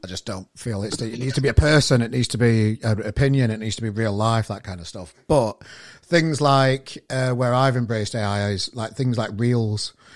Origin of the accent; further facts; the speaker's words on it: Sheffield, Yorkshire and the Humber, United Kingdom; moved away as an adult; now in Manchester, United Kingdom; I'm from Sheffield originally, and I've been here. It'll be five years soon